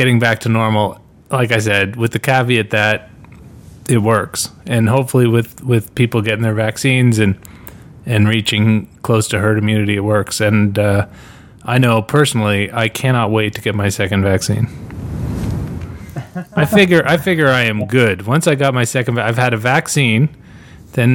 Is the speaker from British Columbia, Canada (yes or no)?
no; Ontario, Canada; moved away; also born or lived in Northwest Territories; I grew up in Ontario, but I have not lived here. I did live in the NWT for 3 years